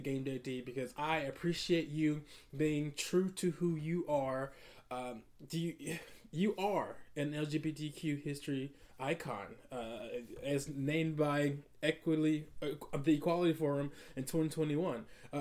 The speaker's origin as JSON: {"language": "English", "town": "Atlanta", "region": "Georgia", "country": "United States", "tie": "born or raised there", "said": "growing up in Atlanta"}